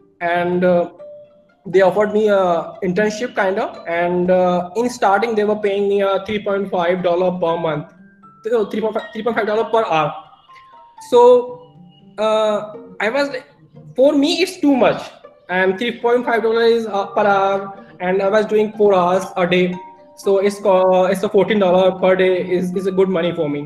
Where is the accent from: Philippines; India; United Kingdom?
India; Uttar Pradesh; English is a second language; I'm from India, and in India, in UP.